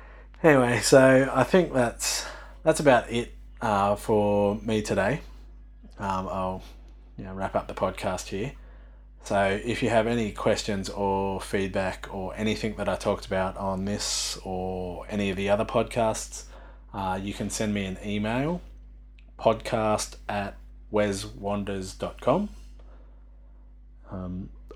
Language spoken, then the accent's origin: English; Australia; I come from Australia